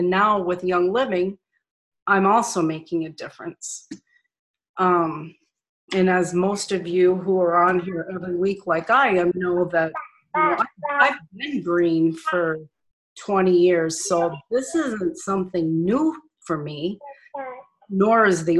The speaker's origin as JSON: {"language": "English", "town": "Nashua", "region": "New Hampshire", "country": "United States", "also_born_or_lived": "Minnesota", "moved": "as an adult", "said": "I'm originally from Nashua, New Hampshire. I moved to Minnesota in 1971. And I have some family in Arizona."}